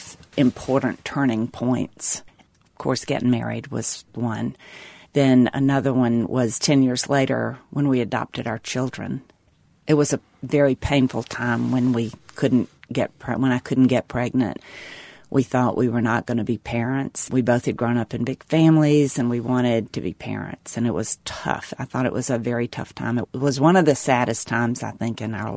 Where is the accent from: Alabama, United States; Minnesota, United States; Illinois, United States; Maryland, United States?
Alabama, United States; also born or lived in Florida; now in Mississippi, United States; I'm from Alabama